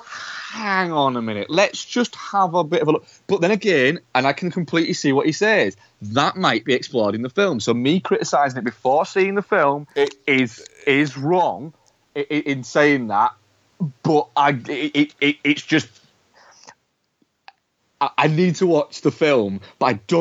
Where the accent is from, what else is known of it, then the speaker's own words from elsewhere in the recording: United Kingdom; being British